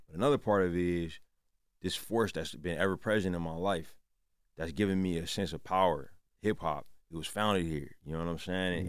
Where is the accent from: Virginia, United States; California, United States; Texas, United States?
California, United States; Oakland; also born or lived in Richmond, California; I was born in Oakland. My whole family's from there.